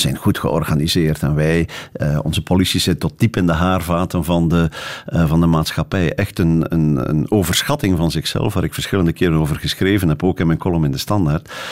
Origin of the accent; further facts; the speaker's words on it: Bruges, Flanders, Belgium; ik, ik groeide dus op in Brugge die laatste jaren van mijn humaniora